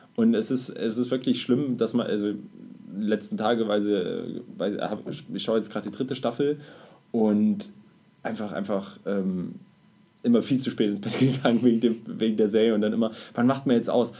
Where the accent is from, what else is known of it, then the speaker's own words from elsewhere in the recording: Germany; als Deutscher